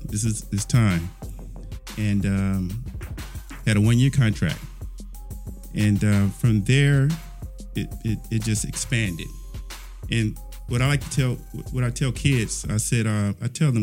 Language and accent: English; Chicago, Illinois, United States; moved away; also born or lived in Louisiana; grew up in Chicago